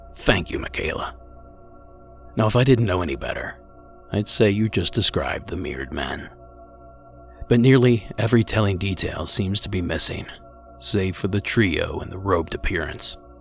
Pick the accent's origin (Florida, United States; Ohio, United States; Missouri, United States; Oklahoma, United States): Ohio, United States; my home state of Ohio